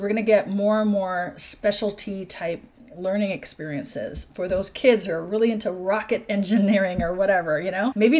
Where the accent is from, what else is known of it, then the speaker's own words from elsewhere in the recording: Seattle, Washington, United States; moved away; my home country of the US, which is the Seattle area